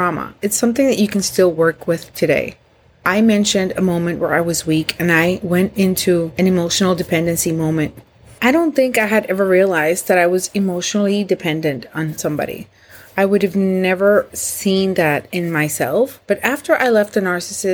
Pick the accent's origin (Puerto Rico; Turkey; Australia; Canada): Puerto Rico; moved away as an adult; now in Florida, United States; I am from Puerto Rico. I moved to Florida with him and the kids